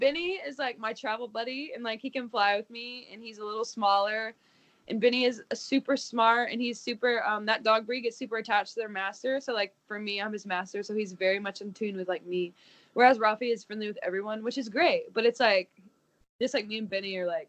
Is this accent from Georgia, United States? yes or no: no; Kentucky, United States; I'm from Kentucky